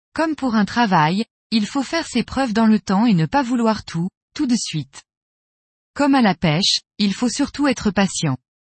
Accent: Montpellier, Occitania, France; also born or lived in Tulle; Je suis originaire du sud de la France, de Montpellier.

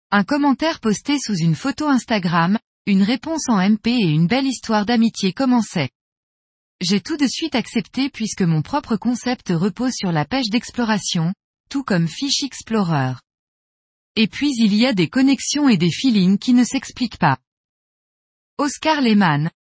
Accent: Switzerland; je suis suisse

